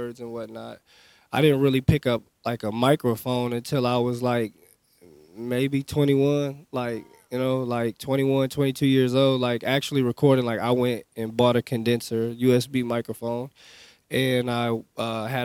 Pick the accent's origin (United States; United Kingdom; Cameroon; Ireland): United States; Evansville, Indiana; moved away as an adult; now in Chicago, United States; I was born in Evansville, Indiana, which is like 6 hours south of here